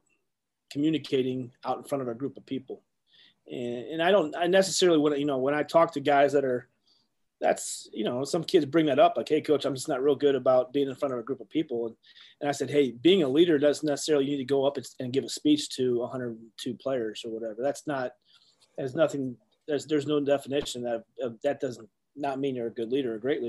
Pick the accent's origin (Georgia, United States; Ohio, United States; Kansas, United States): Ohio, United States; growing up in Ohio, like kids like us, you know, we're always Buckeyes through and through